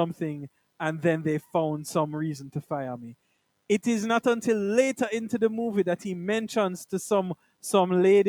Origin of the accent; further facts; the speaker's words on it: Jamaica; I'm like a Jamaican man down here.